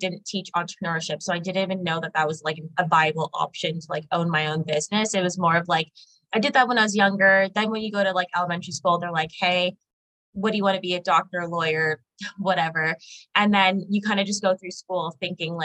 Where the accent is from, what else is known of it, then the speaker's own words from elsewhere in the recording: Markham, Ontario, Canada; also born or lived in Oshawa; I grew up in Markham, so York region, actually